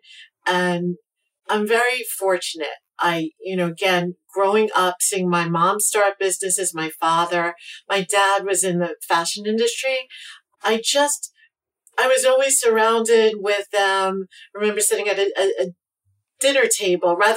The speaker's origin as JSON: {"language": "English", "town": "New York City", "region": "New York", "country": "United States", "tie": "born or raised there", "also_born_or_lived": "New City, New York", "said": "I grew up in Brooklyn, and both of my parents had started businesses"}